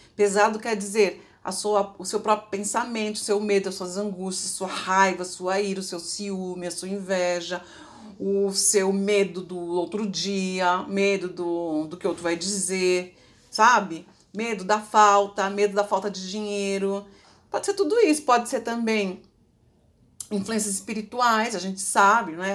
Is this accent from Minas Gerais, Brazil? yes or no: no; Ribeirão Pires, São Paulo, Brazil; eu onde eu morava ali, Ribeirão Pires, quem é dali, minha cidade natal